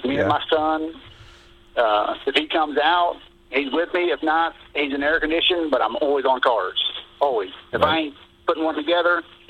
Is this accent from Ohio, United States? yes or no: yes; Butler County, Ohio, United States; Butler County, of course, my hometown